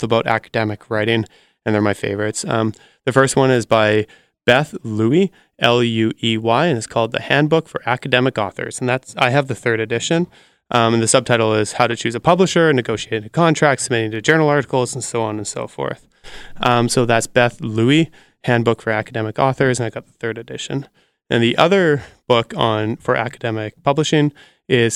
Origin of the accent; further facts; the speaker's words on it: Canada; I'm Canadian